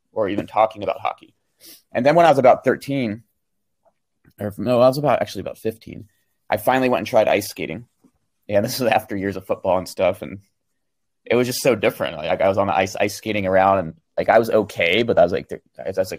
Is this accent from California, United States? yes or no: yes; Sacramento, California, United States; I was born in Sacramento, California. So that's Northern California